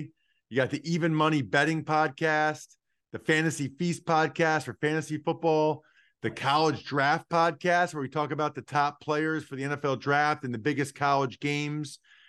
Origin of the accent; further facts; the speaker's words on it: Wyomissing, Pennsylvania, United States; And that town means a great deal to me. I loved every aspect of growing up in Wyomissing. It's like an ideal town to grow up in.